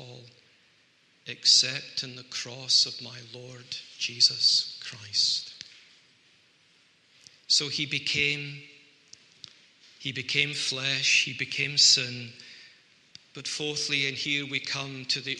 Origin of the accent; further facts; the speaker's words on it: Scotland, United Kingdom; people like me who are Scots and we don't like to talk too openly about ourselves, I think we excuse ourselves by saying, well, we are Scottish